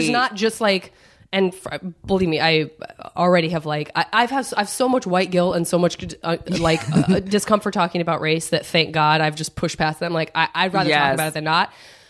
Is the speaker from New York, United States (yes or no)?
no; Tucson, Arizona, United States; I'm from Tucson, Arizona, and there's definitely a black population there